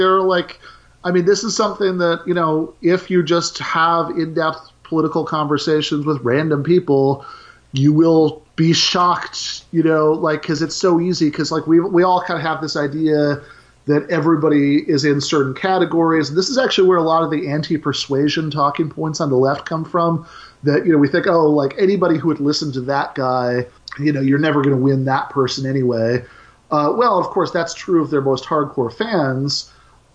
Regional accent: Michigan, United States; I'm from Michigan

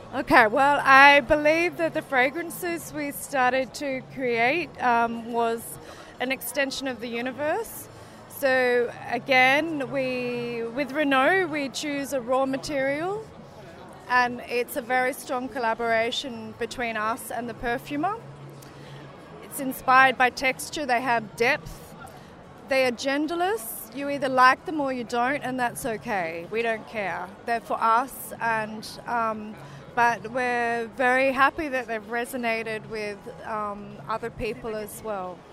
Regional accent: Australia; also born or lived in south of France; now in France; I'm Australian, but based in the south of France

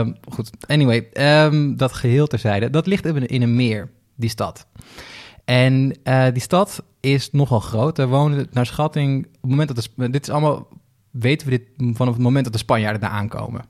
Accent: Flevoland, Netherlands; Ik kom zelf uit Flevoland, de hele provincie die is opgezet om, daar boeren neer te zetten

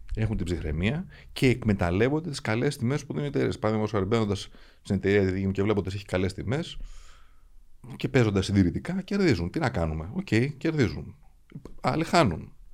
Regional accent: Athens, Attica, Greece; Αθηναίος εκεί μεγάλωσα και αυτή ξέρω σαν πατρίδα μου

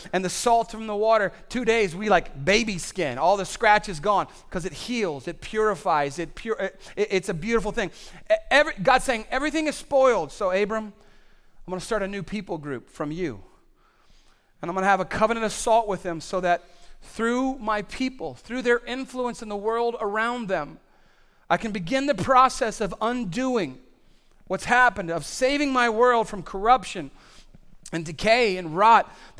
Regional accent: Nairobi, Kenya; When I was a kid growing up in Kenya, my parents were missionaries. We were raised in Nairobi. I'm 8 years old.

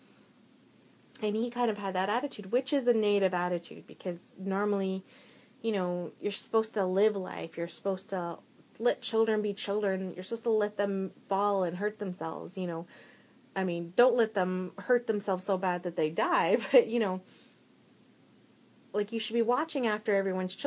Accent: Alberta, Canada; I was born in Alberta

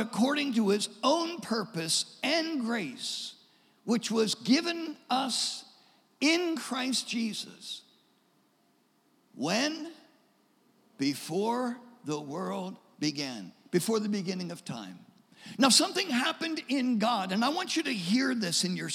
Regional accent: Delaware, United States; I grew up in Delaware. I was born in Delaware.

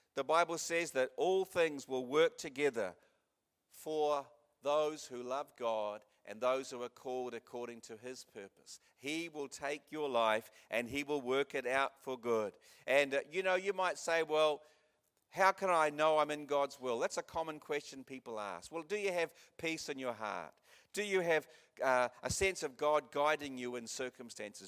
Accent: Christchurch, Canterbury, New Zealand; I grew up in Christchurch

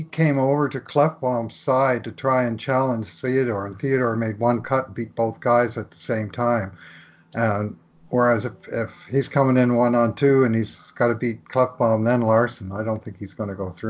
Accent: Canada; I'm a Canadian sports fan.

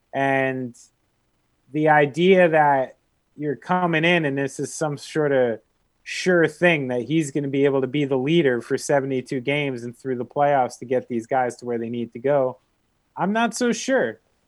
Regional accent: New Jersey, United States; because I'm from New Jersey. Yeah. Like, I literally grew up in a house where my father banned chain pizza places.

